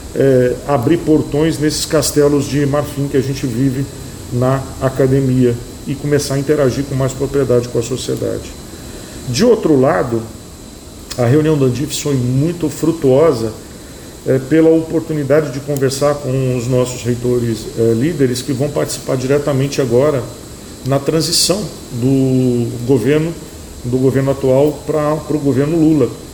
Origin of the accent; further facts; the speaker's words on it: Brazil; nós somos brasileiros